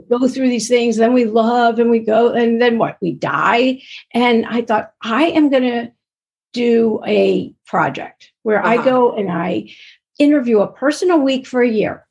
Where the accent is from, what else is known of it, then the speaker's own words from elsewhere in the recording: East Coast, United States; now in Los Angeles, United States; I'm originally from the East Coast, but I live